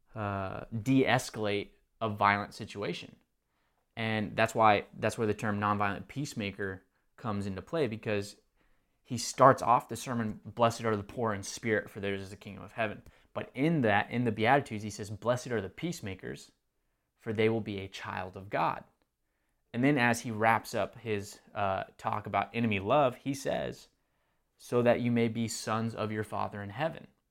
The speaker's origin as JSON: {"language": "English", "region": "Texas", "country": "United States", "tie": "born or raised there", "moved": "yes", "lives_now": "Marietta, Georgia, United States", "said": "born, or well, I wasn't born, um, in Texas, but grew up in Texas."}